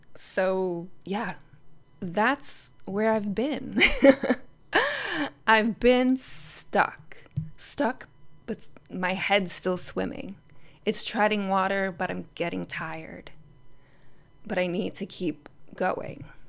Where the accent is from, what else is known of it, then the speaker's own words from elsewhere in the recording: Connecticut, United States; moved away as an adult; I travel back to Connecticut several times a year to, you know, stay in my sister's room with my family. I drive my sister's car in my around my hometown